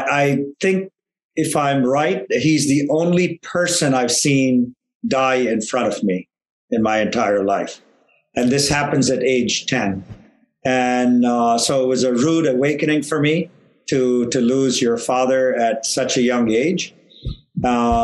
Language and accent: English; Chennai, Tamil Nadu, India; moved away as an adult; now in United States; I was in India and I grew up there in Chennai